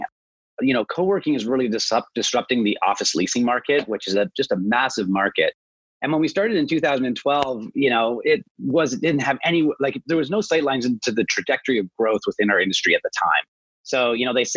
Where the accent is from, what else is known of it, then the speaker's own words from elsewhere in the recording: Toronto, Ontario, Canada; also born or lived in British Columbia; I grew up kind of outside of Toronto, but I've always been around Toronto